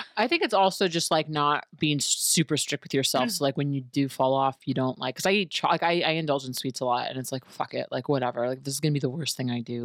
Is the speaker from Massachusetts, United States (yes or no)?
no; New York City, New York, United States; also born or lived in Manhattan; I stayed at home in my parents' house in college because I'm from New York City, I'm from Queens